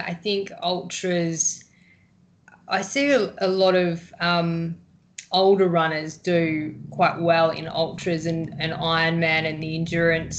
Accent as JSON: {"language": "English", "region": "Victoria", "country": "Australia", "also_born_or_lived": "Fremantle, Western Australia", "moved": "yes", "lives_now": "Western Australia, Australia", "said": "I'm from Victoria, so over there we row and it's quite nice weather. And when I came over here"}